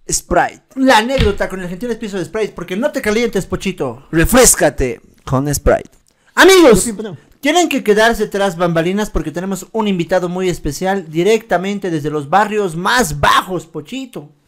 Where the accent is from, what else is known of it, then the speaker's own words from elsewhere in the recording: La Paz, Bolivia; Para que entiendan mejor, soy de La Paz, pero estudio en la ESFM, es en un pueblito de Chuquisaca.